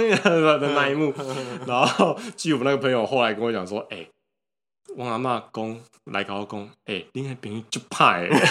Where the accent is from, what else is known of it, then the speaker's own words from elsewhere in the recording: Taiwan; 我们台湾人